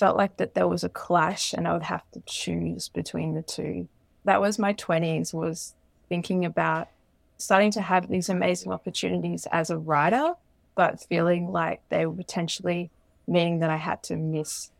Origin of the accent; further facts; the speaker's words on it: Queensland, Australia; I grew up in Queensland